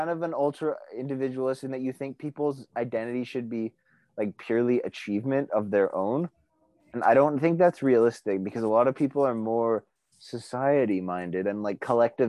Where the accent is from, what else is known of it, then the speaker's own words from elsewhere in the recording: Canada; But we're Canadian.